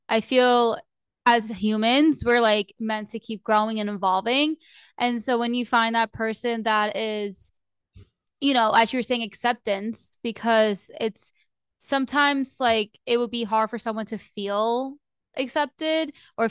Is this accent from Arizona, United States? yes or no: no; New Jersey, United States; moved away as an adult; now in Florida, United States; moving away from my hometown. Like I lived in Jersey, I live in Florida now